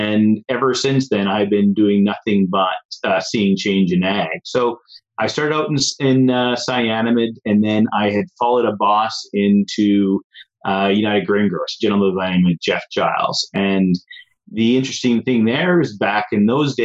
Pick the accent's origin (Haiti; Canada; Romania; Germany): Canada; Foremost, Alberta; also born or lived in Guelph, Ontario; I grew up in Foremost, Alberta, rented farmland when I was 19